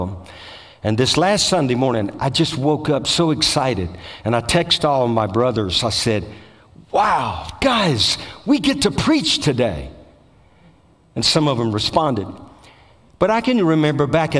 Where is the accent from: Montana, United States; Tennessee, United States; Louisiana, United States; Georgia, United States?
Louisiana, United States; Bogalusa; I'm from Bogalusa, Louisiana